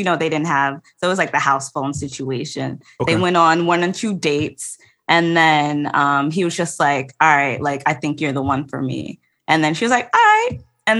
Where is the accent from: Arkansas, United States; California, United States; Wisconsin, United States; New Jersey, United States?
New Jersey, United States; now in Washington, D.C., United States; I am from Jersey by way of Haiti. Both of my parents are Haitian. Born and raised, they found each other in Jersey.